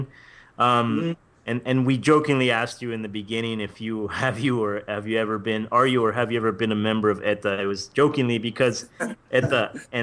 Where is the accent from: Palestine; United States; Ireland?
United States; California; I always say from California.